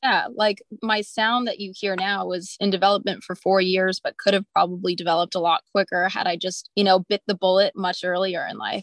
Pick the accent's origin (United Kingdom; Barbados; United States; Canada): Canada; Montreal, Quebec; I'm from Montreal. I grew up in a really musical household